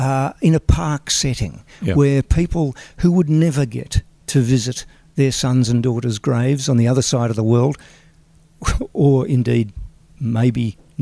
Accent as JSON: {"language": "English", "region": "Western Australia", "country": "Australia", "moved": "yes", "lives_now": "Sydney, Australia", "said": "as a Western Australian"}